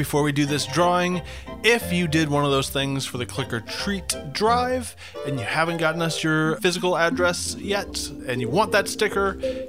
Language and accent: English; Fancy Gap, Virginia, United States; moved away; I do not know her, but since she is a native Virginian, and I am from Fancy Gap